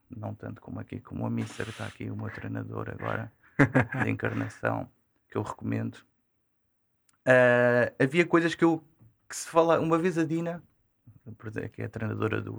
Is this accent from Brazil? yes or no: no; Odivelas, Lisbon, Portugal; E, e foi daí, sou, sou de Odivelas.